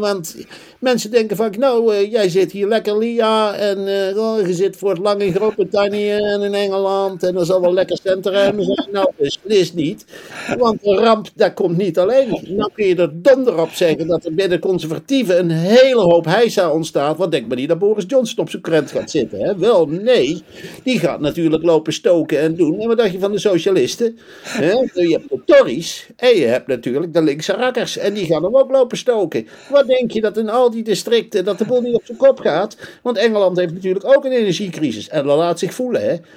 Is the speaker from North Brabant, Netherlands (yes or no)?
yes; North Brabant, Netherlands; moved away as an adult; now in United Kingdom; Ik kom oorspronkelijk uit Brabant